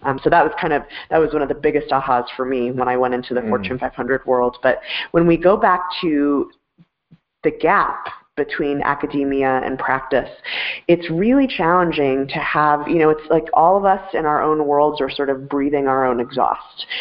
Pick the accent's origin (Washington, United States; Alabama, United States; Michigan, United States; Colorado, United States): Colorado, United States; Denver; I am a uh, Denver native, born and raised